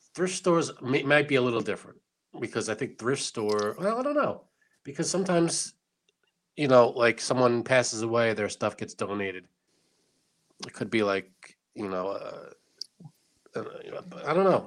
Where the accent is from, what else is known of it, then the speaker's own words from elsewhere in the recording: United States; I'm an American with Italian descent